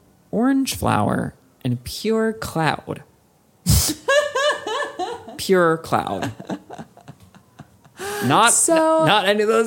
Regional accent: New Jersey, United States; moved away; there was a Gap in my hometown.

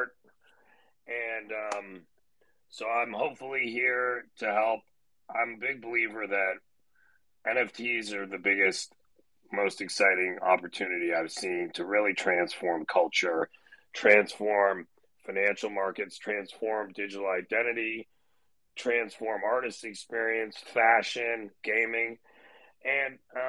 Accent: Toronto, Ontario, Canada; moved away; I grew up in Toronto, Canada, went to Duke undergrad

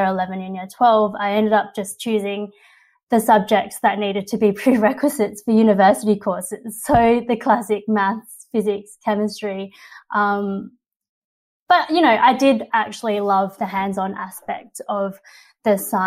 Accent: Australia; my parents were first generation immigrants from China. They came here in their mid-20s

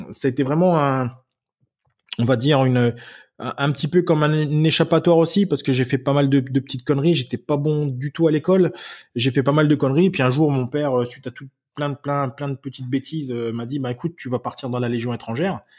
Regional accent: Germany; j'habitais en Allemagne et j'étais, euh, j'ai grandi en Allemagne et la, la, ville française où j'étais la plus proche, c'était Forbach, Metz, tout ça.

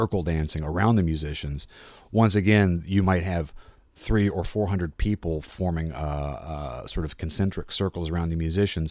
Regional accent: United States; I'm 46 years old and I'm an American

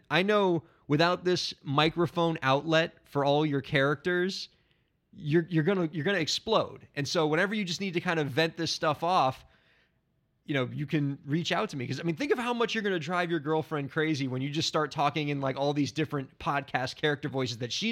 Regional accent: New York City, New York, United States; I'm going to give you bad advice on how to make it in New York City as a New Yorker.

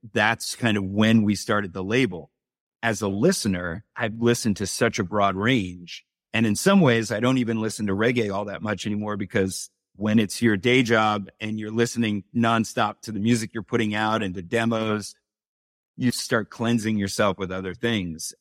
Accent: New York City, New York, United States; I grew up in New York City.

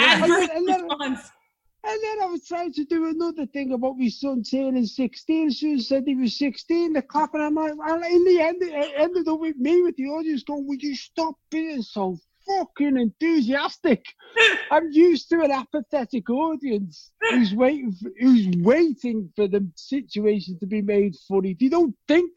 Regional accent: Winsford, North West England, United Kingdom; born or raised there; accent: Liverpool; also born or lived in Liverpool

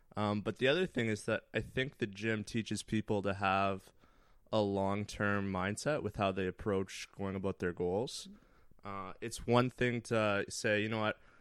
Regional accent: Thunder Bay, Ontario, Canada; moved away; I had grown up playing hockey all my life. I'm from Thunder Bay, very small town in Northern Ontario

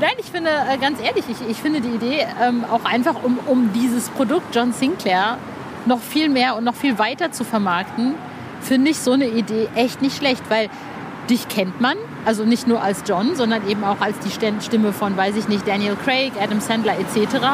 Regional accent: Cologne, North Rhine-Westphalia, Germany; bei uns in Köln ist dann Karneval

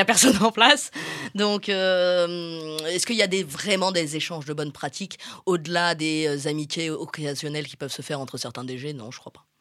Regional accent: Marseille, Provence-Alpes-Côte d'Azur, France; je suis marseillaise. On est quand même dans une ville qui, qui baigne dans le football

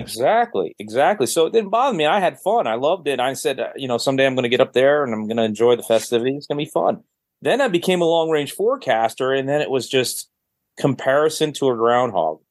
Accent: Connecticut, United States; moved away; growing up in Connecticut

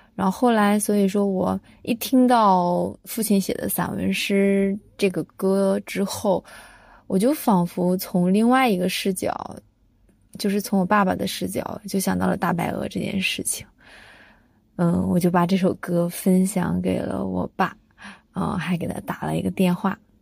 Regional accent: Shangqiu, Henan, China; moved away as an adult; now in Shenzhen, China; 我出生在河南商丘的一个小村庄，呃，父母亲也都是农民

